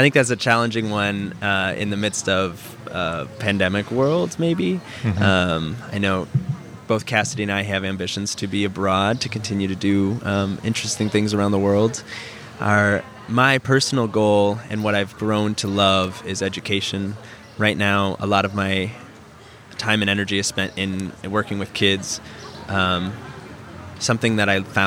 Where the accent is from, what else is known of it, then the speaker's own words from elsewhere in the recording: Iowa, United States; moved away as an adult; also born or lived in Thailand; now in St. Louis, United States; I born and raised in Iowa and went to the University of Iowa and studied theater